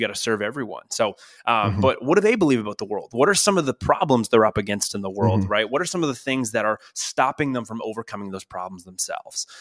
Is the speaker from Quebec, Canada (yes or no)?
no; Ontario, Canada; now in Northern California, United States; I am Canadian. Uh, actually, from where you're from, we're not not, yeah, not too far apart